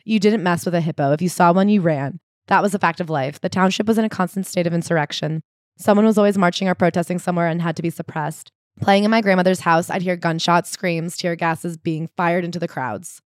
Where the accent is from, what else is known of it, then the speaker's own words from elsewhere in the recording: United States; as an American